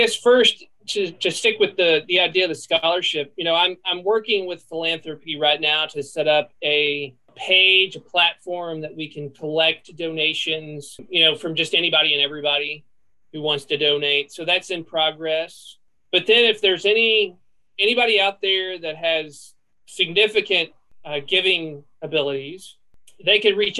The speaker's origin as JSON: {"language": "English", "region": "Southern Middle Tennessee", "country": "United States", "tie": "born or raised there", "moved": "as an adult", "lives_now": "Lexington, United States", "said": "I grew up in Southern Middle Tennessee. I spent 19 years of my life in basically the same spot. I mean, we lived in one house and my dad built a house across the street when I was 5 years old. We moved into that and that's where we've been. So that's really home to me."}